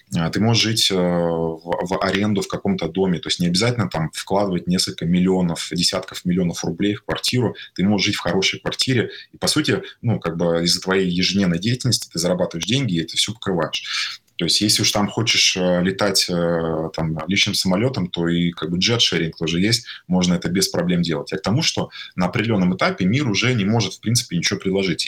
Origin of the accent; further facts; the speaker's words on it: Tatarstan, Russia; also born or lived in Kazan; я родился в Татарстане, в э, маленьком городе, там 60 тысяч населения, 300 километров от Казани. Вот. До 17 лет я жил там, и потом переехал в Казань